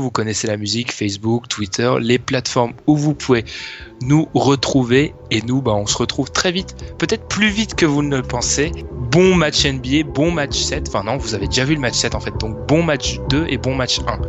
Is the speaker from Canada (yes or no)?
no; France; c'est malheureux qu'on est français